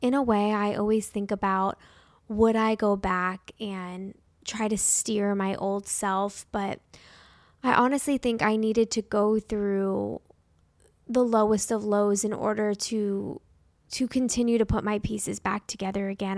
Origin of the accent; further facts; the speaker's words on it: Parkland, Florida, United States; my first year of teaching in Parkland, Florida. I was only twenty-two when this happened. I was fresh out of college, the most excited to be back at the high school I graduated from